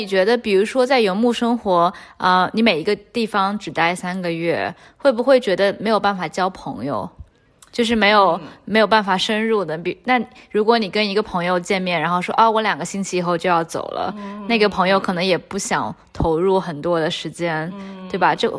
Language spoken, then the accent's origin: Chinese; China; 因为我觉得我也很想过这个生活，但作为中国人的话，签证是一个非常大的障碍。我们去所有的国家基本上都需要申请签证。